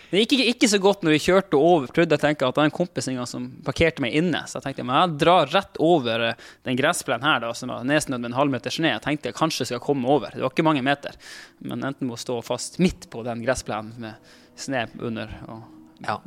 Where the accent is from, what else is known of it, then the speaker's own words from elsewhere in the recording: Finnmark, Norway; now in Oslo, Norway; Jeg er en finnmarking som bor på Oslo vest og prøver å passe inn på Oslo vest.